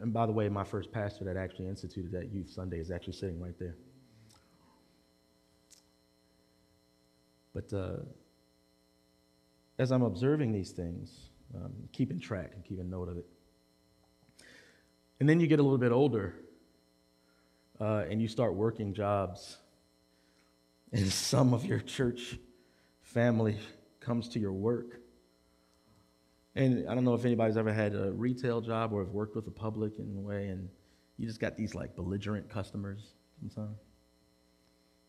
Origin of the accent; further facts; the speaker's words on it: Baltimore, Maryland, United States; in West Baltimore City, I grew up at a Presbyterian church